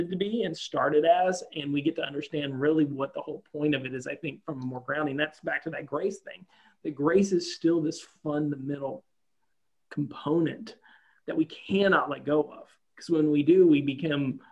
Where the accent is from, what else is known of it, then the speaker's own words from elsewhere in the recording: the South, United States; I grew up Southern Baptist in the South for the most part.